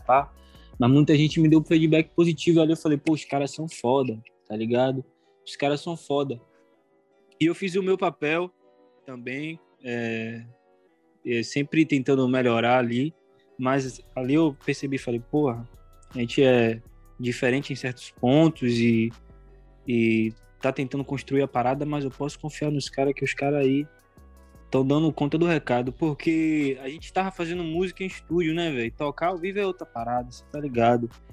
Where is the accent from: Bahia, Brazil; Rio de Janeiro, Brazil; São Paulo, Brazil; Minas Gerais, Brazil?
Bahia, Brazil; Salvador; also born or lived in Feira de Santana; eu nasci em Feira de Santana, mas eu moro aqui em Salvador, Bahia, no bairro de Pau da Lima é, numa quebrada aqui na Avenida Gal Costa, sacou? E a Avenida Gal Costa é o lugar onde eu vivi a maioria, a, a maior parte da minha vida